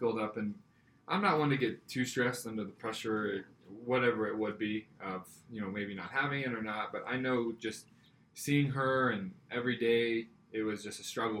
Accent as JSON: {"language": "English", "region": "Scotland", "country": "United Kingdom", "said": "But I am Scottish, and my grandpa gave me his kilt when he passed away."}